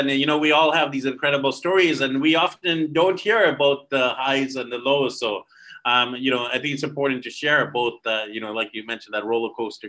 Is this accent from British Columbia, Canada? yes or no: yes; Vancouver, British Columbia, Canada; moved away as an adult; now in Philippines; my hometown of Vancouver, BC, Canada